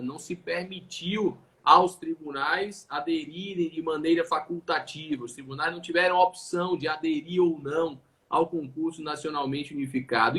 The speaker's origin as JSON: {"language": "Portuguese", "town": "Salvador", "region": "Bahia", "country": "Brazil", "said": "como sou daqui de Salvador, como sou da Bahia"}